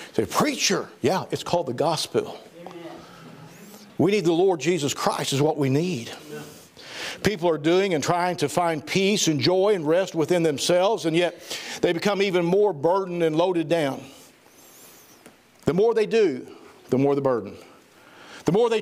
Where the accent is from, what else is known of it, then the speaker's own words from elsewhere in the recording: Southern Missouri, United States; I'm from Southern Missouri